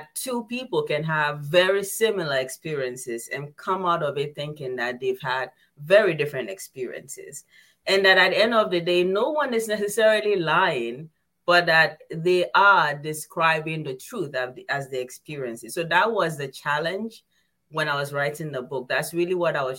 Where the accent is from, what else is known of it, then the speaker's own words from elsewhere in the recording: Ghana; I come from Ghana